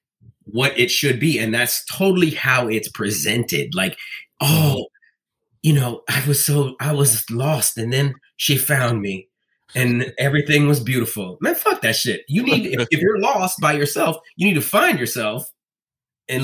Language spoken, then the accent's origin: English; Bahamas; I come from the Bahamas